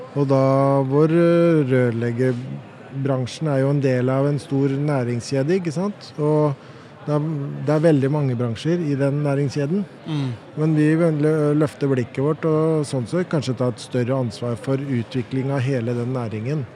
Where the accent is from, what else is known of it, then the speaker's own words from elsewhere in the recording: Oslo, Norway; jeg har vokst opp på Nordstrand